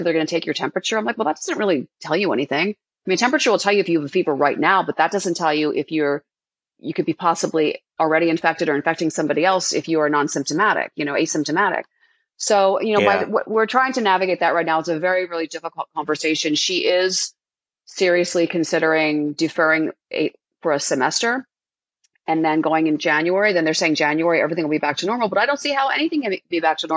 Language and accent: English; Philadelphia, Pennsylvania, United States; I grew up in Philadelphia